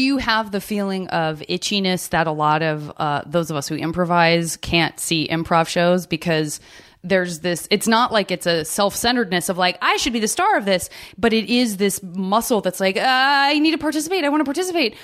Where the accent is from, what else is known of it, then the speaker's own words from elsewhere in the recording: Arizona, United States; I'm from Arizona